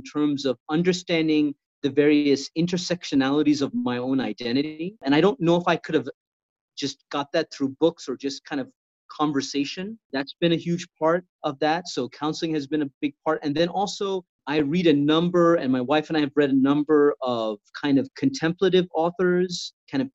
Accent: Sri Lanka; also born or lived in Indiana, United States; now in Southern California, United States; growing up in Sri Lanka

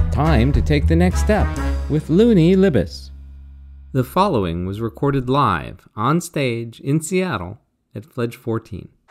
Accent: Pakistan; moved away; We're also originally from Pakistan

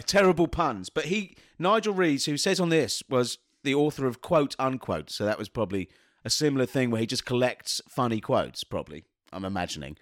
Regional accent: London, United Kingdom; being a Londoner

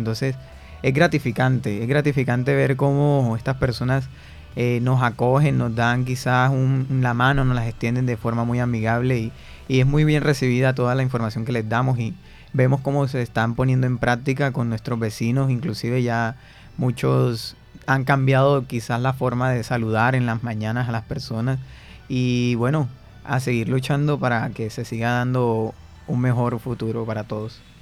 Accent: Barranquilla, Atlántico, Colombia; como barranquilleros

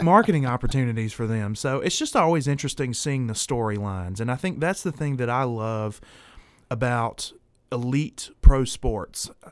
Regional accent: the South, Southern United States, United States; I'm a Southerner

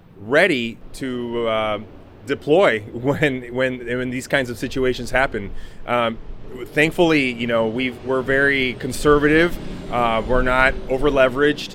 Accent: Tacoma, Washington, United States; St. Joseph Hospital, the hospital that I was born at in Tacoma

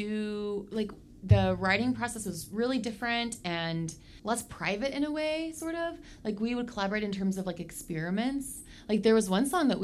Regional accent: Oklahoma, United States; I grew up in Oklahoma

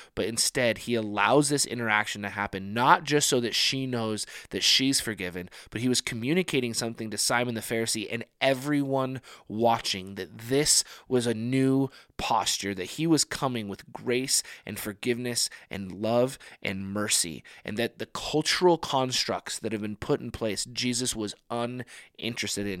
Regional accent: United States; us as, as American people

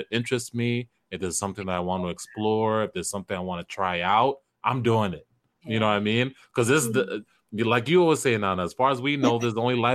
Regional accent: Kenya; first language Kisii; English is a second language; in my mother tongue, I'm Kisi, I'm from Kenya

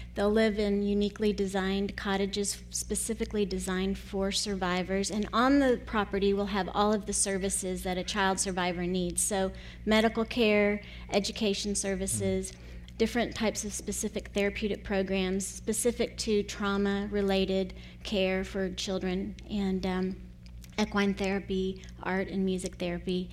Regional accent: United States; moved away as an adult; also born or lived in Costa Rica

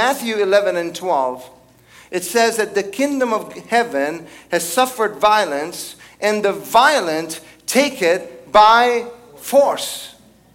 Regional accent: Italy; now in United States; I was born and raised in Italy

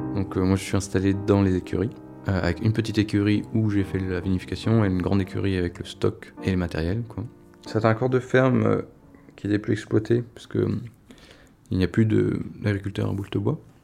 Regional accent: France; moved away; je redécouvrais un peu ma région natale

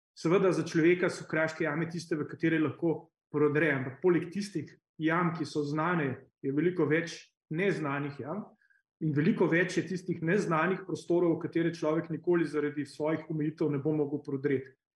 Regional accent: Slovenia

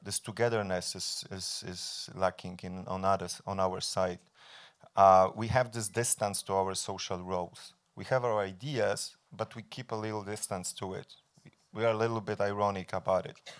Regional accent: Poland; I'm coming from Poland

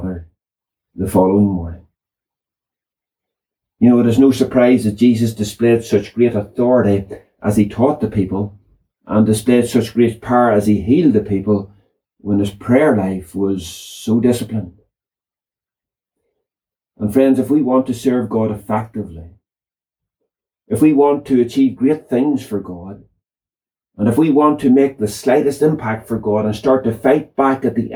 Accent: Northern Ireland, United Kingdom; I grew up in the Troubles

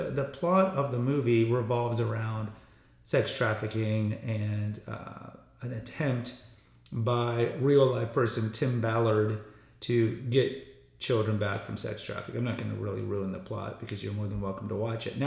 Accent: Mexico; I am from Mexico

